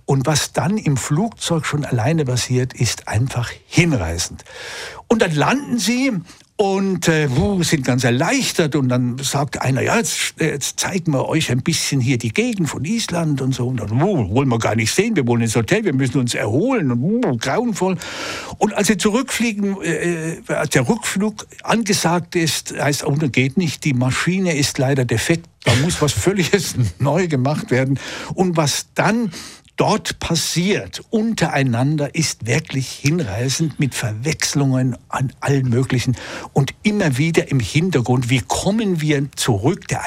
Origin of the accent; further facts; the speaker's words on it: Switzerland; auch bei uns in der Schweiz